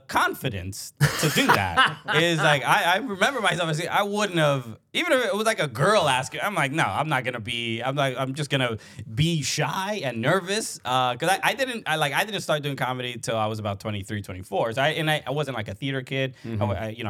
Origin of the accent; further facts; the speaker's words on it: New York City, New York, United States; You know, I grew up in Brooklyn, a Dominican kid, immigrant family.